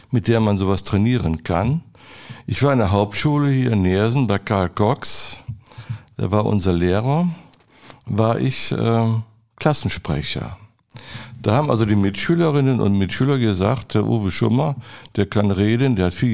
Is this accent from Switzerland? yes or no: no; Adelaide, South Australia, Australia; born there; Und dann nach Adelaide nochmal gucken, Queen Elizabeth Hospital, wo ich geboren bin. Steht das noch alles und so?